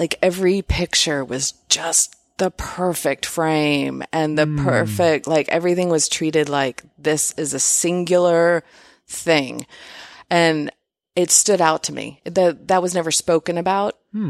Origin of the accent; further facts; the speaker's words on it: Houston, Texas, United States; also born or lived in Austin; I was born in Austin. Obviously mentioned growing up in Houston, but I was born here.